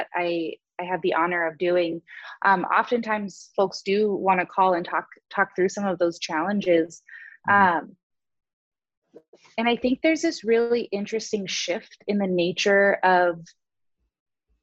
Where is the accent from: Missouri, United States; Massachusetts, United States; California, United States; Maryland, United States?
California, United States; Southern; moved away as an adult; now in Madison, United States; I actually was born and raised in Southern California